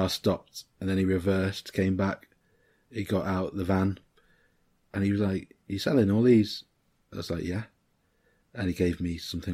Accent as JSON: {"language": "English", "town": "Liverpool", "region": "North West England", "country": "United Kingdom", "tie": "born or raised there", "also_born_or_lived": "Winchester", "moved": "yes", "said": "I was born in Mill Road Hospital"}